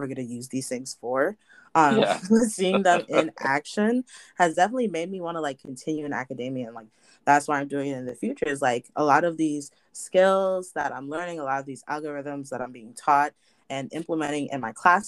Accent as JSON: {"language": "English", "town": "Hartford", "region": "Connecticut", "country": "United States", "tie": "born or raised there", "said": "my hometown of like Hartford, Connecticut"}